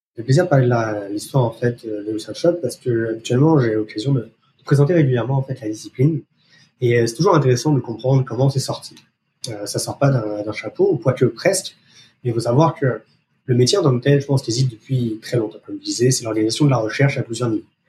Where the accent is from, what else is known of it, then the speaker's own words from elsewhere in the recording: France; accent: French; moved away as an adult; now in Montreal, Canada; français d'origine, vous pouvez entendre par mon accent, je suis installé euh, au Canada depuis plus de dix